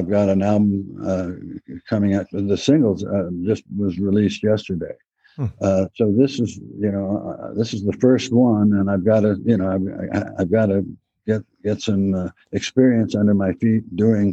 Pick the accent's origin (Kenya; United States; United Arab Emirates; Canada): United States; El Cerrito, California; my hometown, El Cerrito